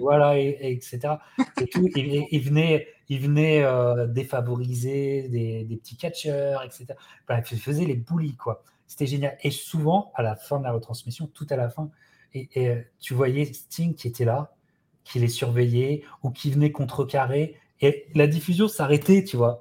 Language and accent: French; France; en tant que Français